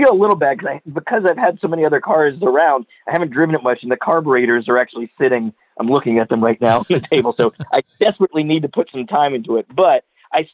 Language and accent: English; Southeast, United States; I grew up in the Southeast